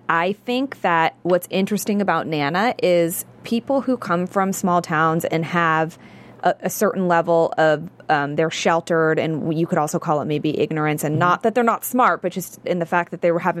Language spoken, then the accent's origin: English; San Francisco, California, United States; now in Los Angeles, United States; I'm from San Francisco. I'm from the Bay Area.